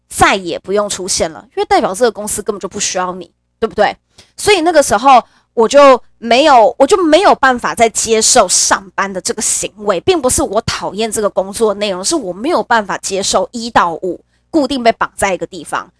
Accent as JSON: {"language": "Chinese", "region": "Nantou County", "country": "Taiwan", "tie": "born or raised there", "moved": "as an adult", "said": "我自己本身是中部的小孩，我是南投人"}